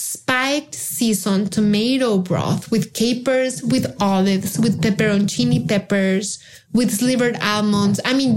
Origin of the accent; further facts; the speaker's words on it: Mexico; English is a second language; moved away; Being Jewish in Mexico, which is a country that when I was growing up in Mexico, you know, I was born in the 70s, and Mexico then was 98% Catholic.